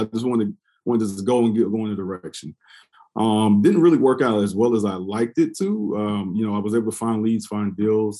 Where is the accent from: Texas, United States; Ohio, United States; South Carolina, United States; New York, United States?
South Carolina, United States; Columbia; moved away as an adult; I'm originally from Columbia, South Carolina